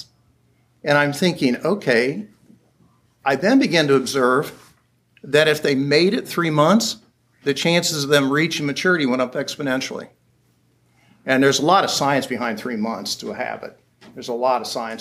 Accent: Springfield, Ohio, United States; I was in Daytona Beach, Florida, and I was from Springfield, Ohio.

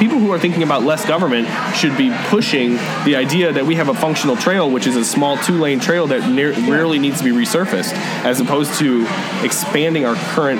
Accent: Chicago, Illinois, United States; now in Bloomington-Normal, United States; I grew up in Chicago, so like I was close to the North Branch Trail or the Des Plaines River Trail at any given time.

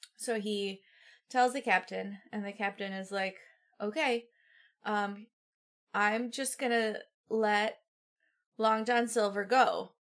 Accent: Midwest, United States; I'm from the Midwest

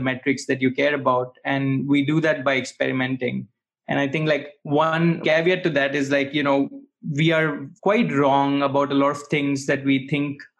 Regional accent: Bharuch, Gujarat, India; moved away as an adult; now in Berlin, Germany; I'm actually coming from Bharuch, which is a small town in Western India. And I came to Germany for my master's

